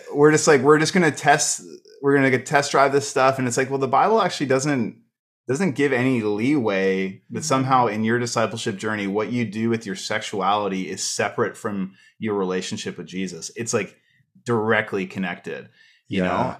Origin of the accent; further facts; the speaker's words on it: Canada; as a Canadian